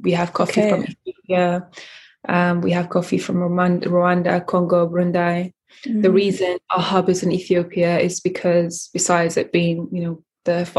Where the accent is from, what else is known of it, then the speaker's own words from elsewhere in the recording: London, United Kingdom; also born or lived in Eritrea / Sudan; I was born in Eritrea. I lived in Sudan for 9 years and then I grew up in London, Northwest London.